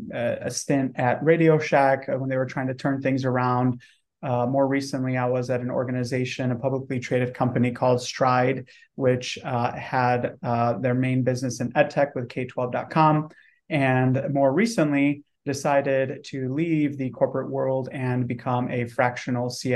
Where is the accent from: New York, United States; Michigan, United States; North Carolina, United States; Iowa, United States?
Michigan, United States; Detroit; moved away as an adult; also born or lived in Romania / Dallas-Fort Worth, Texas; now in San Antonio, United States; So I was born in Eastern Europe, Romania, immigrated here to the US when I was 5 years old, and grew up in the Metro Detroit area